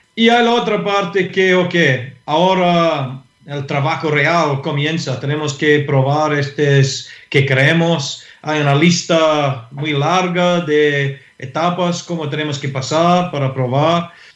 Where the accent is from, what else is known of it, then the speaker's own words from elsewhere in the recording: Scotland, United Kingdom; Spanish is a second language; moved away as an adult; now in Santiago, Chile; como un europeo, eh, un escocés